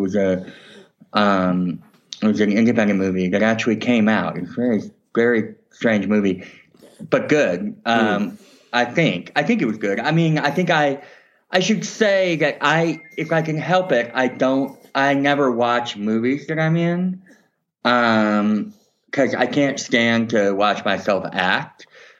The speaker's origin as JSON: {"language": "English", "town": "Cambridge", "region": "Massachusetts", "country": "United States", "tie": "born or raised there", "also_born_or_lived": "Santa Cruz, California / Chicago", "moved": "as an adult", "said": "I was born and raised in Cambridge, Massachusetts. I went to a public high school there, Cambridge Engine Latin, and then I graduated in 89"}